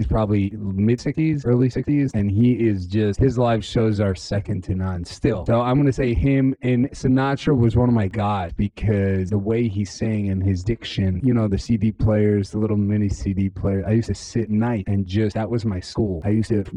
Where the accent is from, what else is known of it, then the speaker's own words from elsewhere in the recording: Jerusalem, Jerusalem District, Israel; also born or lived in New York; came from a really religious family growing up in Jerusalem